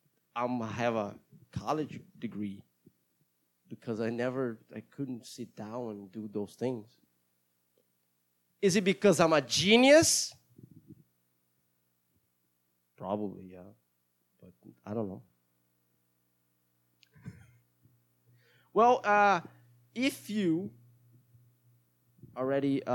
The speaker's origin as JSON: {"language": "English", "country": "Brazil", "first_language": "Portuguese", "second_language": "English", "said": "I am Brazilian, and I speak Portuguese as my mother language, and English sometimes"}